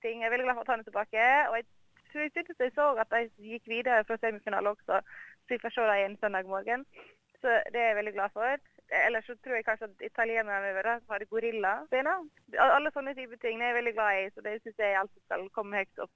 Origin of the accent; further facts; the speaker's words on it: Norway; moved away as an adult; now in Australia; Vi har jo alltid sett det hjemme i Norge